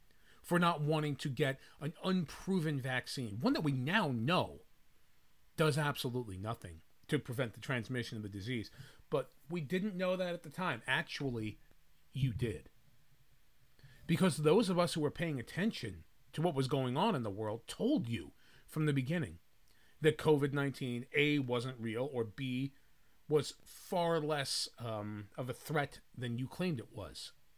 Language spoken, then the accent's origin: English; United States; But this is one where we cannot, as American people, we cannot just sit back and say, oh, well, you know, that's just what happened.